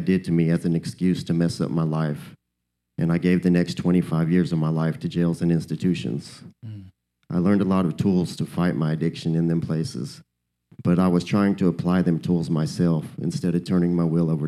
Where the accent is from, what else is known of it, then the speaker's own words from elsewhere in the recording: Wichita, Kansas, United States; I'm from Wichita, Kansas